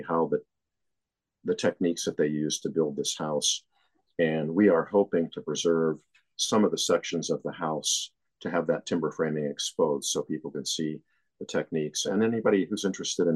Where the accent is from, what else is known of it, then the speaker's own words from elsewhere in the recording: Western Pennsylvania, United States; now in New Jersey, United States; I grew up in Western Pennsylvania